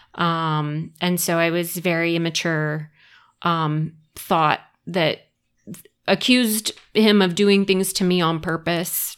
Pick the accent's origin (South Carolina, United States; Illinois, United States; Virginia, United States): South Carolina, United States; Summerville; moved away as an adult; also born or lived in Rhode Island / Columbia, South Carolina; I grew up in, um, Somerville, South Carolina